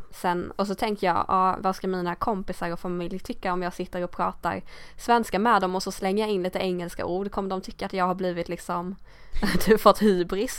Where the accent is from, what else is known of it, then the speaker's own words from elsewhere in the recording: Sweden; accent: Swedish accent in English; jag har väl någon svensk accent i min engelska